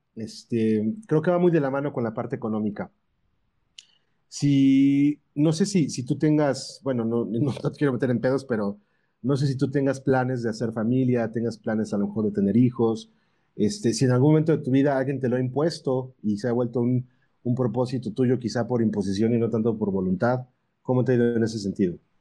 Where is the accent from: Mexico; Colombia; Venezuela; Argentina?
Mexico; Puebla; yo soy de Puebla